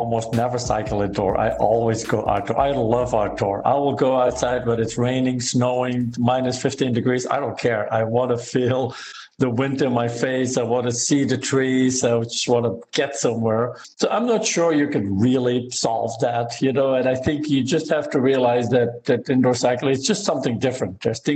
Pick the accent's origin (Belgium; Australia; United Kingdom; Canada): Belgium; now in United States; I am originally from Belgium and live in the US.